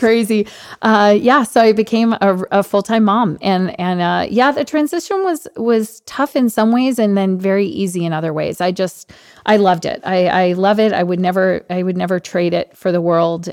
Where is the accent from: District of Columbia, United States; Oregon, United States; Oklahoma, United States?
District of Columbia, United States; Washington; I grew up on Capitol Hill, actually, because I'm, I'm from the D C area